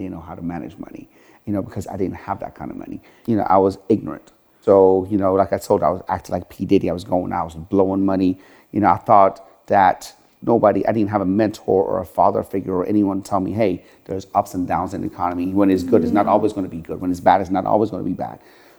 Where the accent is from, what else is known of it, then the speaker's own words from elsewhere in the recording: Sharon, Pennsylvania, United States; I come from Sharon, Pennsylvania, where the average household income there is like $25,000 a year.